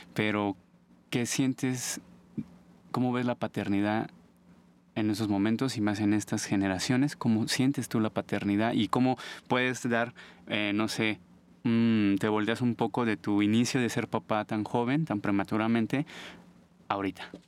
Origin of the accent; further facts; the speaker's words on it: Mexico City, Mexico; Soy de aquí de la Ciudad de México.